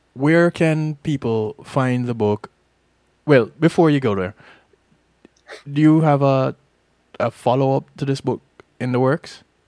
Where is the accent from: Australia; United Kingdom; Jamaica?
Jamaica; now in Florida, United States; I'm Jamaican